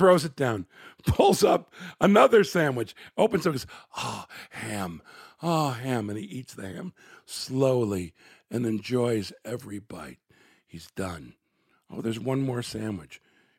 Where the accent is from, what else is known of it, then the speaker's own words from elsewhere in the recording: Chicago, Illinois, United States; I was born in Chicago, Illinois